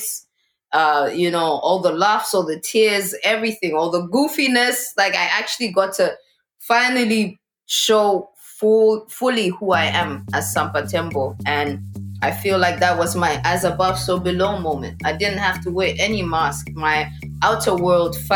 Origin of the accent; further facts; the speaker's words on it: Gaborone, Botswana; moved away; also born or lived in Zambia / Australia; I grew up between Botswana and Zambia. So born in Zambia, and at the age of one and a half, my parents moved to Botswana. My dad got a job in Gaborone, the capital city, and we were sort of raised between the two countries